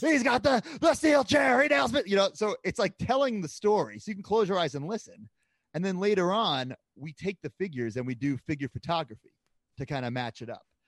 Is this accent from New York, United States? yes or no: yes; Long Island, New York, United States; moved away; I grew up on Long Island